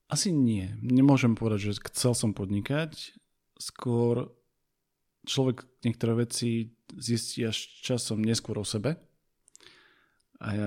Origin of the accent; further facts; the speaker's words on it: Košice, Košice Region, Slovakia; also born or lived in near Bratislava; now in Bratislava, Slovakia; som z Košíc, východniar, žijúci pri Bratislave